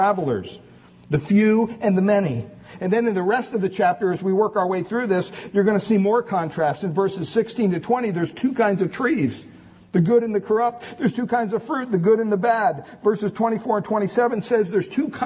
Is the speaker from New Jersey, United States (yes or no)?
no; Montoursville, Pennsylvania, United States; They still have masses in my hometown parish there of Montoursville, Pennsylvania